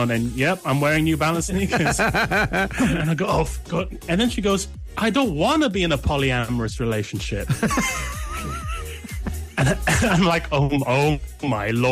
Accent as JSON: {"language": "English", "region": "London", "country": "United Kingdom", "said": "speaking as Londoner"}